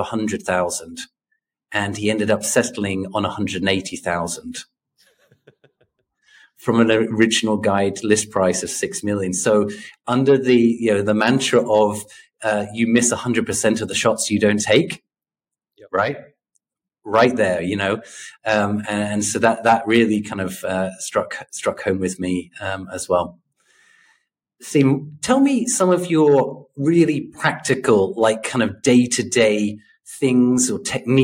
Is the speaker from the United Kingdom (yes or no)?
yes; United Kingdom; moved away as an adult; also born or lived in Korea; now in South Korea; as a British person who spent 13 years now in Korea